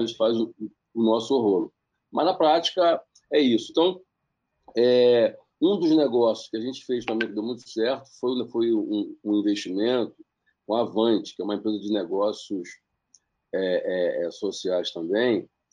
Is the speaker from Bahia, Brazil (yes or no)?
no; Baixada Fluminense, Rio de Janeiro, Brazil; Eu sou da Baixada Fluminense, eu sou, do, eu sou do Rio de Janeiro